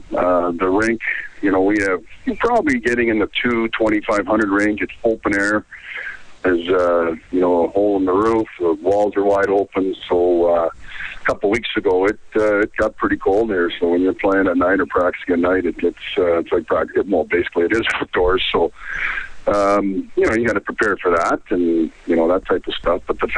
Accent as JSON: {"language": "English", "area": "Penticton and Kelowna area", "region": "British Columbia", "country": "Canada", "tie": "born or raised there", "also_born_or_lived": "Cranbrook, British Columbia", "moved": "yes", "lives_now": "Italy", "said": "my days in Cranbrook, growing, you know, half of my life growing up in Penticton and Kelowna area"}